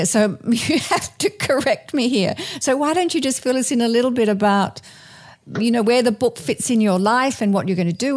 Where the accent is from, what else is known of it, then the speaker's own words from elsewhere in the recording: Australia; now in United States; I'm Australian. And when my sister, who visits me from Australia, comes